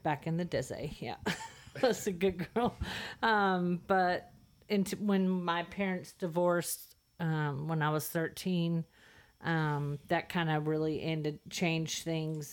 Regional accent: Santa Clara, California, United States; moved away as an adult; also born or lived in the Delta, California; now in Texas, United States; I was born in Santa Clara, California

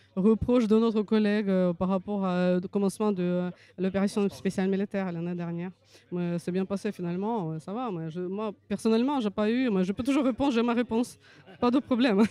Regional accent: Russia; French is a second language; now in France; je suis française d'origine russe. Euh, je suis en France depuis 2000.

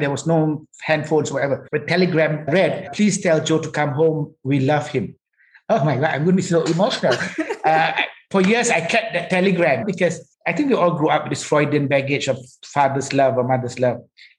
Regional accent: Penang, Malaysia; also born or lived in Johor / Kuala Lumpur / Ipoh; I was born in Johor, 58. Right. 62, 63, I was in Kuala Lumpur. 66, 7, we were in Ipoh. 68, I came to Penang. That gives my age straight away. So I've been here for 54 years.

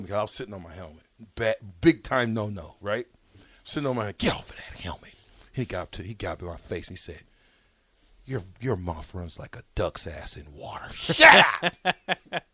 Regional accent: Omaha, Nebraska, United States; I came from Omaha South High School Projects

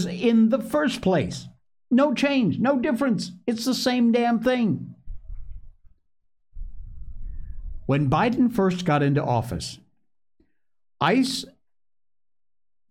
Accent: Cornwall, Connecticut, United States; the one I grew up in Cornwall, Connecticut. That was my hometown

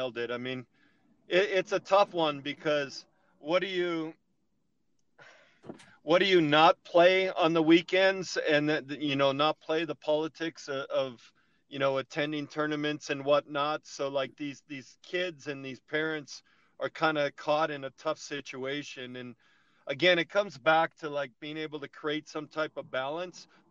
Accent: Canada

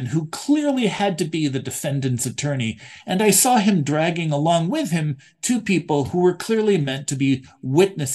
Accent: New York, United States; moved away; also born or lived in District of Columbia; my home state of New York

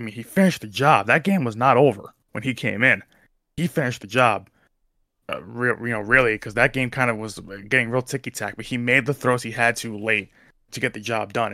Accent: New Jersey, United States

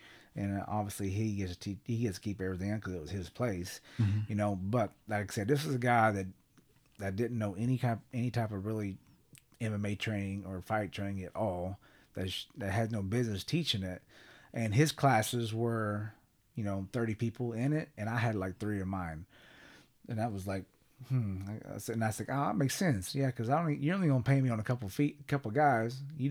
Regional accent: Sapulpa, Oklahoma, United States; Now, Sepulpa, it worked out great because I'm from Creek County, Sepulpa area.

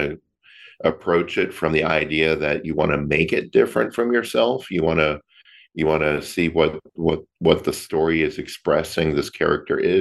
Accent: Florida, United States; now in Long Beach, United States; I am originally from Florida. I grew up there and left Florida for California in 1999.

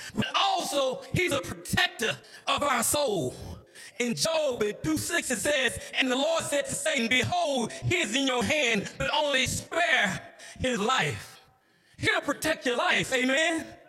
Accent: Mecca, Georgia, United States; I grew up in Mecca, Georgia

